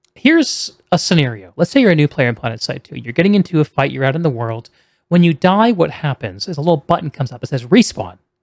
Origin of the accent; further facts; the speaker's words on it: New England, United States; moved away; also born or lived in South Carolina; I grew up on the East Coast in Yankees land